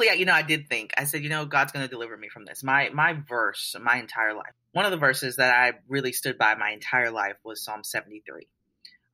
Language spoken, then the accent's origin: English; New Orleans, Louisiana, United States; I was raised in New Orleans, Louisiana